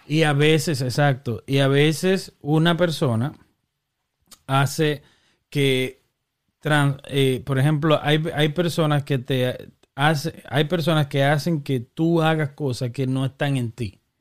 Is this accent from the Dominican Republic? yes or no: yes; Dominican Republic; somos dominicanos